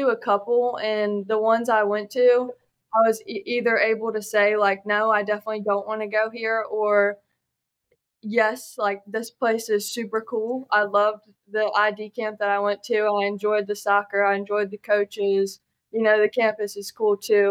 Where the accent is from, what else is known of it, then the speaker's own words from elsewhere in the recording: Gloucester, Virginia, United States; I grew up in Gloucester, Virginia